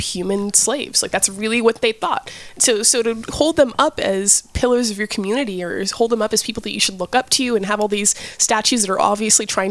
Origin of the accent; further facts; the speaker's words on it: Nashville, Tennessee, United States; I grew up in Nashville, Tennessee.